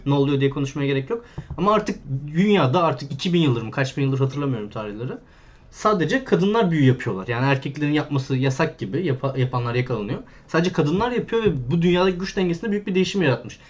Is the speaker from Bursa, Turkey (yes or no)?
yes; Bursa, Turkey; ben Bursa'daydım